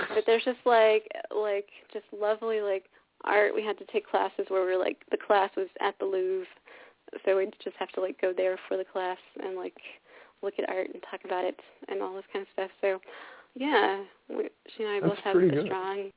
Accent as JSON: {"language": "English", "region": "California", "country": "United States", "said": "We're both from California"}